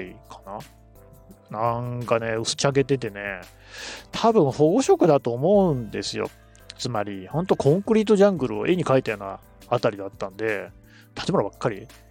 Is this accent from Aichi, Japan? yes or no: yes; Nagoya, Aichi, Japan; also born or lived in Ichinomiya, Aichi / Yokohama / Tokyo; 私の人格形成に影響を最も与えた土地も名古屋なので